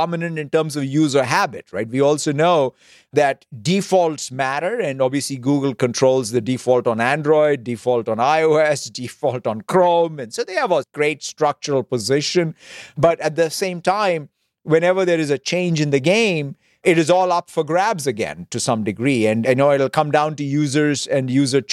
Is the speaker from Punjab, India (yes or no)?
no; Hyderabad, Telangana, India; as a kid growing up in Hyderabad, India